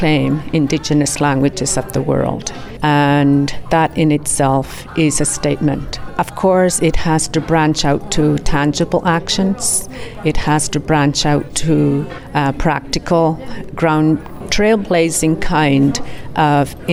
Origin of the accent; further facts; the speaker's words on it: Iqaluit, Nunavut, Canada; I'm from Iqaluit Nunavut, which is a territory in the Arctic of Canada